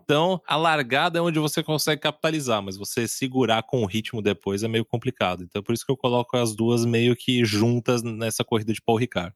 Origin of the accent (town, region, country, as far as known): Brazil